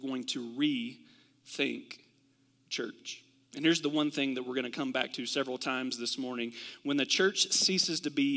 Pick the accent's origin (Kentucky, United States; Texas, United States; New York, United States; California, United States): Kentucky, United States; I'm from Kentucky, and we do this in Kentucky sometimes